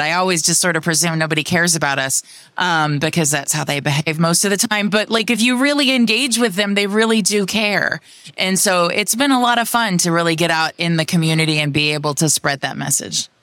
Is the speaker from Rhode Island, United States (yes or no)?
no; Austin, Texas, United States; C E O of Cat Metro in my hometown of Austin, Texas.